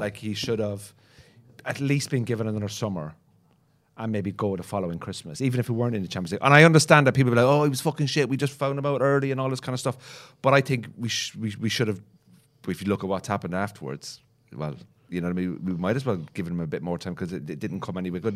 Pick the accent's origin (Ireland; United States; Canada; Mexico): Ireland; Cork, Munster; now in Northern Ireland, United Kingdom; I'm from Cork, but I live in Northern Ireland